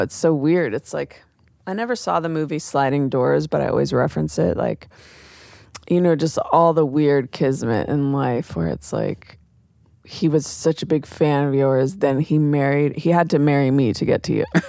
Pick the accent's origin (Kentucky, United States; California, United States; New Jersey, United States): California, United States; Oakland; growing up in Oakland